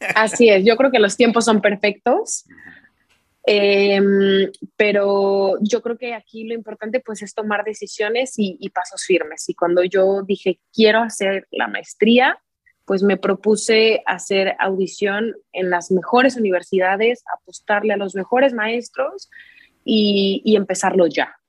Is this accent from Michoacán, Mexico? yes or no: no; Querétaro, Mexico; moved away as an adult; now in Spain; Soy queretana, nací en la ciudad de Querétaro, México, y tengo 28 años.